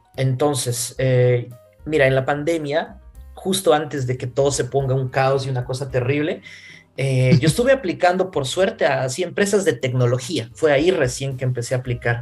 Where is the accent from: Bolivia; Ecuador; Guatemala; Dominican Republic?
Bolivia; moved away as an adult; also born or lived in Santiago, Chile / Ireland; now in Budapest, Hungary; yo soy boliviano